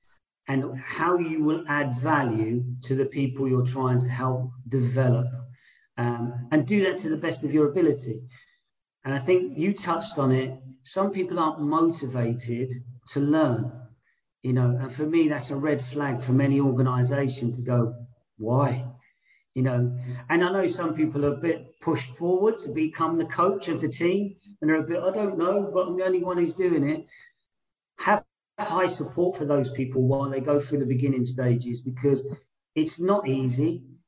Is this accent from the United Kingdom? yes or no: yes; London, United Kingdom; I'm someone who was born and raised in London my whole life from a white background.